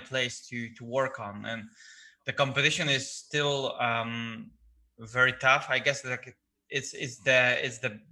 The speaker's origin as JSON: {"language": "English", "town": "Gdańsk", "region": "Pomeranian Voivodeship", "country": "Poland", "tie": "born or raised there", "said": "I was born in the Gdańsk, which is like a city with a lot of like old town architecture"}